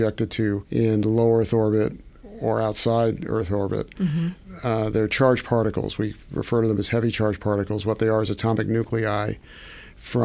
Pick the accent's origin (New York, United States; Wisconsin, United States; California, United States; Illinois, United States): New York, United States; I was born in New York.